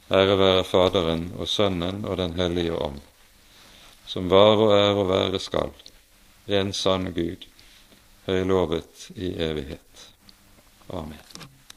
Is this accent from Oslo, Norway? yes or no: no; Bergen, Vestland, Norway; Bergenshallen hjemme i Bergen